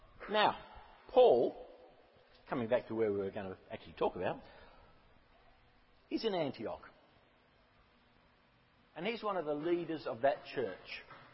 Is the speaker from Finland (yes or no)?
no; Rolling Stone, Queensland, Australia; now in Golden Bay, New Zealand; teenager, I grew up in Rolling Stone, and it took me about 45 years to get to Golden Bay.